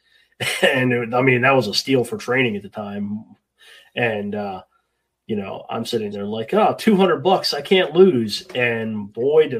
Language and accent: English; Hagerstown, Maryland, United States; I'm from Hagerstown, Maryland. So we had a school here in Hagerstown